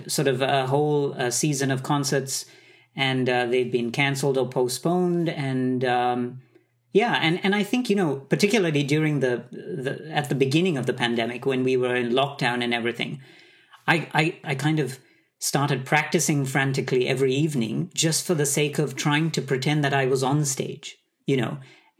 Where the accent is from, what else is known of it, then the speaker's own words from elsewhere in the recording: Sri Lanka; born there; also born or lived in Middle East; I was born in Sri Lanka. I grew up in the Middle East, and I had a very, I would say, Asian upbringing with a totally Western training.